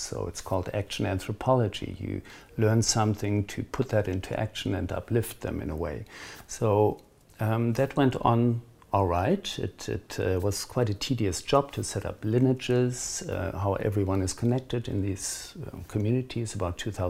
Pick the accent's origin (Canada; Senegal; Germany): Germany; moved away as an adult; also born or lived in Pacific Northwest, United States / Bahia, Brazil; now in Cape Town, South Africa; I grew up in Germany